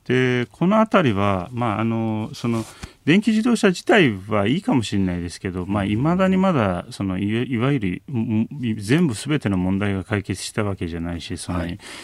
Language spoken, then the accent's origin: Japanese; Istanbul, Turkey; Japanese is a second language; now in Japan; 実際自分の実家がそこにあるので